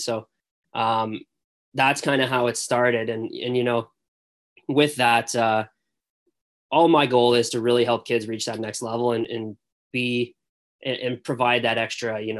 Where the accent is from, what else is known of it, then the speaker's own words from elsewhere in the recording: Barrie, Ontario, Canada; I grew up in the Barrie area